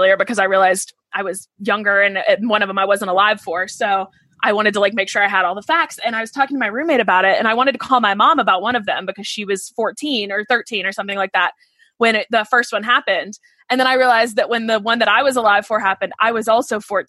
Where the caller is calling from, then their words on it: New York City, New York, United States; Oh, I'm calling from New York, New York City, from Manhattan.